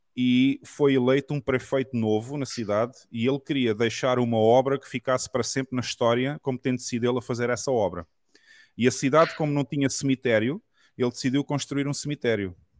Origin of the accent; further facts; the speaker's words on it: Portugal; accent: Portuguese of Portugal; also born or lived in Brazil; o português de Portugal que eu falo normalmente